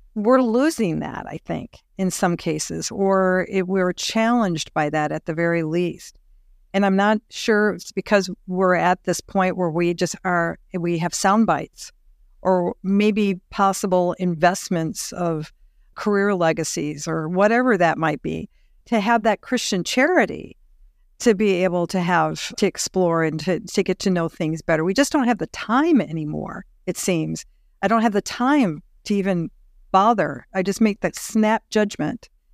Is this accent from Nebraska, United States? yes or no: yes; Nebraska, United States; We're Nebraskans